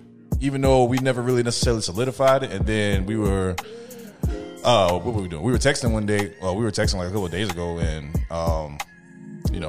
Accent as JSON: {"language": "English", "region": "South Carolina", "country": "United States", "tie": "born or raised there", "accent": "country", "moved": "yes", "said": "South Carolina, my home state. Went to go see my peoples."}